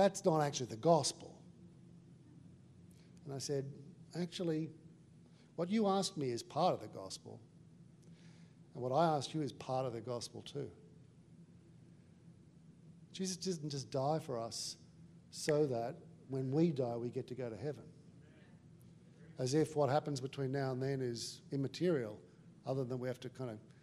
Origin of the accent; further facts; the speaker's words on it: Australia; I'm also Australian